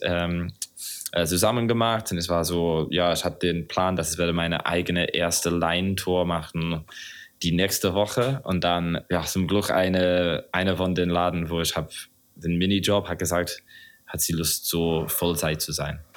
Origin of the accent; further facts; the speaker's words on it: Southern England, United Kingdom; German is a second language; moved away as an adult; now in Berlin, Germany; ich komme original aus, aus Großbritannien, aus England, Südengland